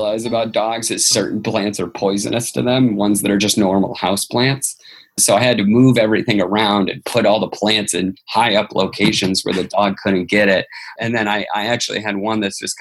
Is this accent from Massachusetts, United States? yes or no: yes; Boston, Massachusetts, United States; I live in Boston. I grew up in Boston